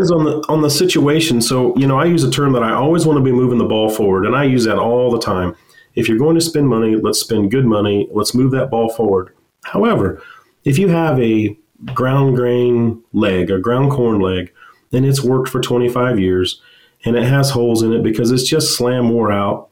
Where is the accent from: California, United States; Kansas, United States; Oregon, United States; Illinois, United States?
Kansas, United States; Western; I grew up in Western Kansas on a farm and went to K State